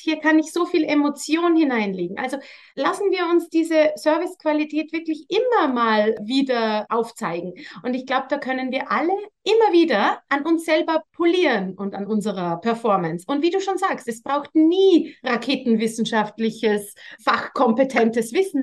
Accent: Austria; bei uns in Österreich

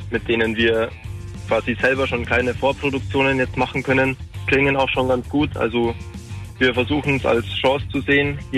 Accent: Garching an der Alz, Bavaria, Germany; Wir kommen aus Garching bei Aldötting

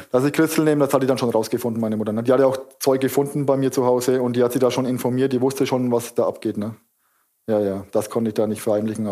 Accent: Kulmbach, Bavaria, Germany; now in Wuppertal, Germany; ich komme aus Kulmbach.

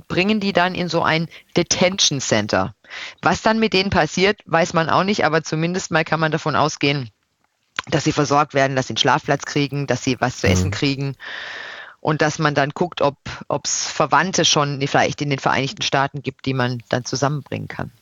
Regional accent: Odenwald, Baden-Württemberg, Germany; moved away as an adult; also born or lived in Brussels; now in Washington, D.C., United States; wo ich herkomme, dann sage ich immer erstmal Europa. Das ist meine gefühlte Heimat und dann stuft sich das ab. Dann kommt Deutschland, dann kommt Baden, dann kommt der Odenwald.

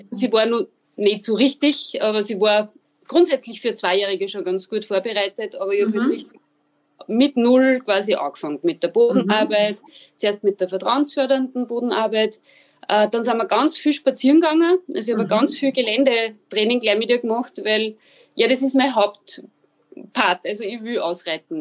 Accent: Linz, Upper Austria, Austria; Ich komme aus Oberösterreich, aus Linz

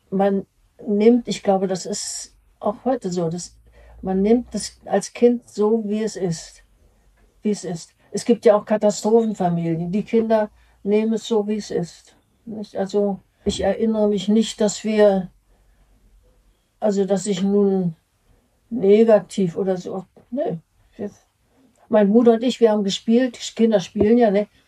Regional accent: Berlin, Germany; Und äh, ich ging zur Schule in Schmargendorf. Das äh, war auch zerstört. Aber das hielt sich da bei uns in Grenzen alles.

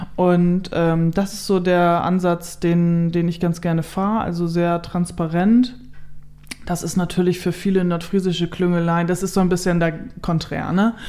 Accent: Kellinghusen, Schleswig-Holstein, Germany; moved away as an adult; also born or lived in North Frisia; now in Ostbargum, Germany; ich bin ja in Kellinghusen im Kreis Steinburg aufgewachsen

